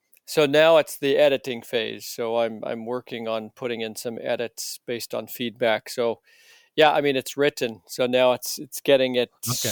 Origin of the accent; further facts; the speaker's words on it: New Hampshire, United States; also born or lived in Massachusetts; So I was born in Massachusetts, raised in New Hampshire, and my parents were both Seventh-day Adventists, still are Seventh-day Adventists.